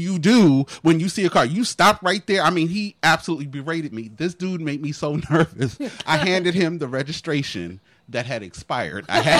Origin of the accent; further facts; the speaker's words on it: New Jersey, United States; I'm from Jersey.